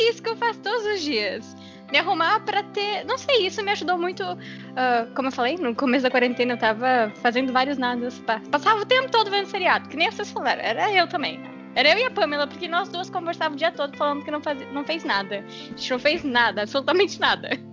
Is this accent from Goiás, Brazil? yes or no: no; Uruguaiana, Rio Grande do Sul, Brazil; eu moro com os meus pais em Uruguaiana, né? eu sou de, de Uruguaiana